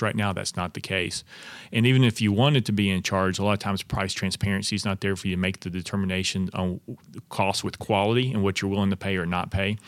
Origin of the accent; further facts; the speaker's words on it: Knoxville, Tennessee, United States; now in Crossville, United States; I grew up in East Tennessee in Knoxville and, uh, attended, uh, public schools there all the way through, attended University of Tennessee for college, so born and raised, uh, in East Tennessee.